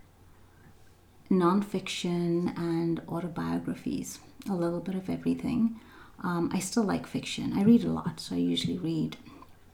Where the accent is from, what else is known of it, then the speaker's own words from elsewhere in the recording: South Africa; moved away as an adult; now in Canada; I was born and raised in South Africa. I've lived in Canada now for just almost 18 years.